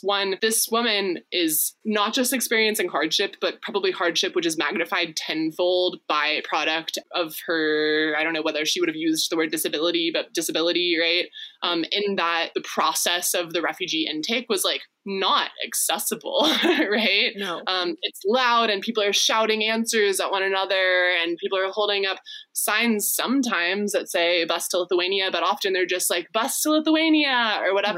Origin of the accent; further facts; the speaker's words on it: Texas, United States; I was raised in Texas